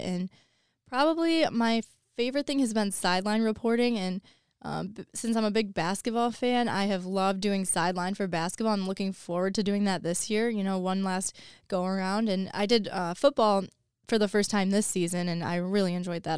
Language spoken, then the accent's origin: English; Woodhaven, Michigan, United States; I am from, it's Woodhaven, um, the city that I'm from